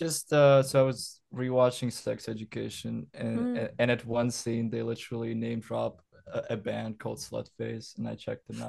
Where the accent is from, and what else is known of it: Saint Petersburg, Russia; born or raised there; moved away as an adult; now in Vancouver, Canada